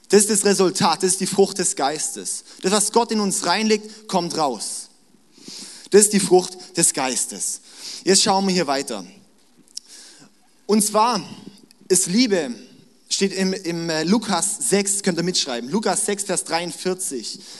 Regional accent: Baden-Württemberg, Germany; ich bin schwäbisches Blut, ich bin Schwabe, ja, auch wenn ich eigentlich nur in Baden mein Leben lang gewohnt habe, aber ich fühle mich wie ein Schwabe.

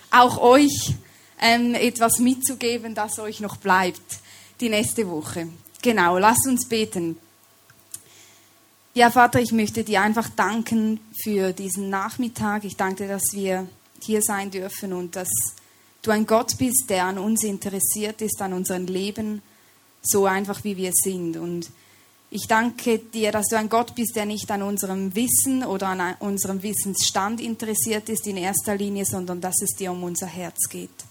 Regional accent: Switzerland; accent: Swiss; Ich komme aus der Schweiz, deshalb sorry, wenn ihr mich nicht immer versteht oder wenn ich meinen Schweizer Akzent hier etwas reinbringe.

